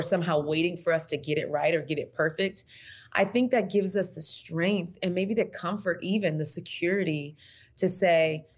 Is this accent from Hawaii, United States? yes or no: no; Texas, United States; moved away; I'm from Texas originally.